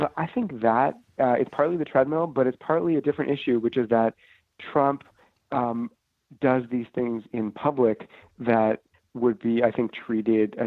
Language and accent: English; Canada; moved away as an adult; now in Washington, United States; a Canadian reporter in Washington